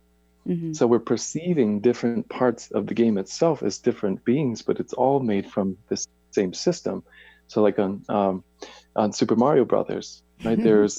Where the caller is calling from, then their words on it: Boise, Idaho, United States; I am in Boise, Idaho.